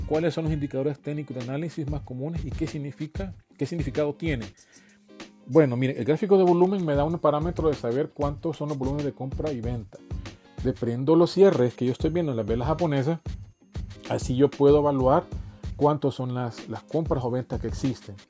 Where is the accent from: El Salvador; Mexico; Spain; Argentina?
El Salvador; en mi país, ¿verdad? Que es El Salvador